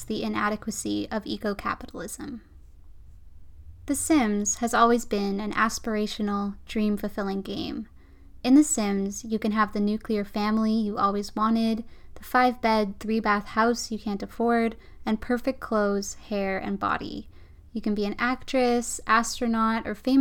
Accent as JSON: {"language": "English", "area": "around Vancouver", "region": "British Columbia", "country": "Canada", "tie": "born or raised there", "said": "Growing up around Vancouver"}